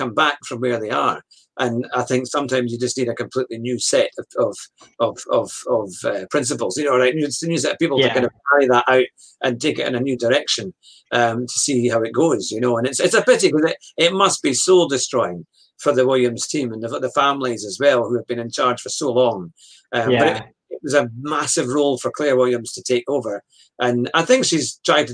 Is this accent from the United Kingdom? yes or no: yes; United Kingdom; as a Brit